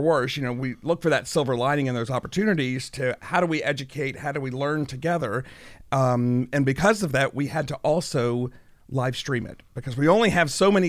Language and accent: English; Chattanooga, Tennessee, United States; I grew up here in Chattanooga. I'm a product of both UTC and public schools here in Chattanooga.